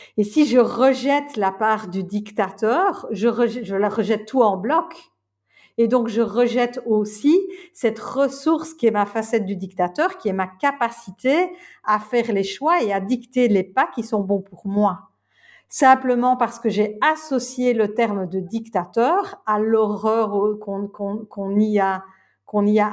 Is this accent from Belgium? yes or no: yes; Belgium; je suis belge